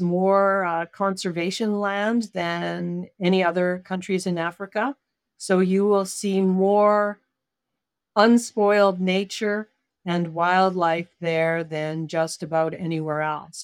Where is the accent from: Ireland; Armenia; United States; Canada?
Canada; I'm Canadian